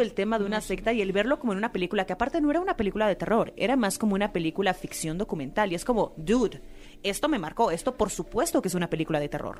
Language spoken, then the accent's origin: Spanish; Mexico; el mexicano